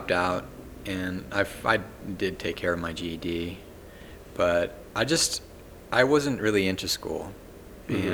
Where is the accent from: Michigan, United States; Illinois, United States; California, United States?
California, United States; Los Angeles; moved away as an adult; also born or lived in Redlands, California / Santa Fe, New Mexico; I grew up in LA, all over the San Gabriel Valley and LA County proper